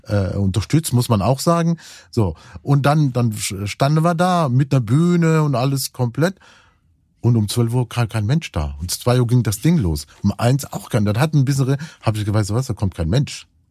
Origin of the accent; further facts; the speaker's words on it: Cologne, North Rhine-Westphalia, Germany; Ich bin ja auch Kölner